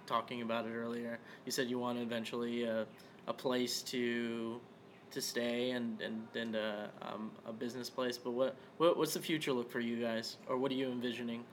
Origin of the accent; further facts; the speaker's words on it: Las Vegas, Nevada, United States; now in Tulsa, United States; I'm originally from Vegas, but like when I came here to Tulsa